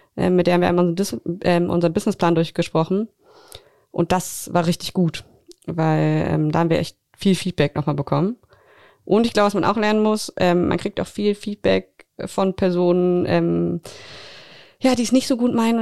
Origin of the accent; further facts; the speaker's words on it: Berlin, Germany; moved away as an adult; now in Greifswald, Germany; Ich komme eigentlich aus Berlin, bin vor ein paar Jahren nach Greifswald gezogen zum Studi zu, also zum Studieren